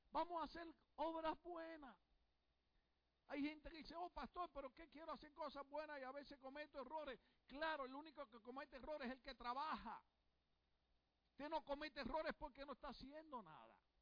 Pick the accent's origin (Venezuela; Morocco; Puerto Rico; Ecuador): Puerto Rico; soy puertorriqueño